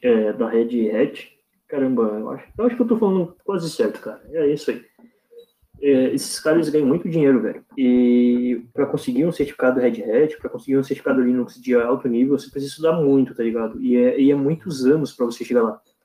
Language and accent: Portuguese; Santa Catarina, Brazil; Santa Catarina